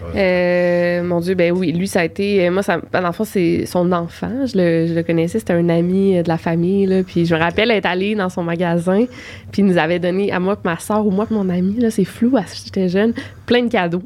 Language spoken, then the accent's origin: French; Quebec City, Quebec, Canada; j'ai grandi à Québec